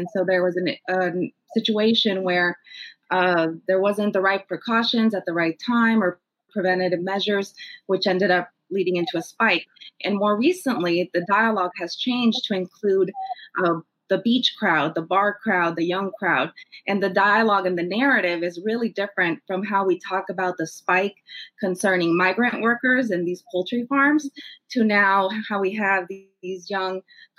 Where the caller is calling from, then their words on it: Newark, Delaware, United States; I'm calling in from Newark, Delaware.